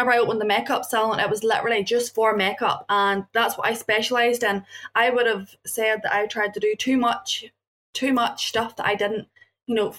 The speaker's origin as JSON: {"language": "English", "region": "Northern Ireland", "country": "United Kingdom", "said": "I came from Northern Ireland"}